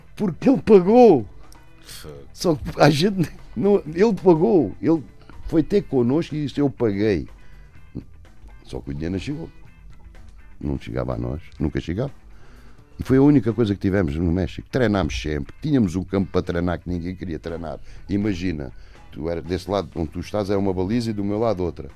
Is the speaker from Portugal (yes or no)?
yes; Portugal; sou português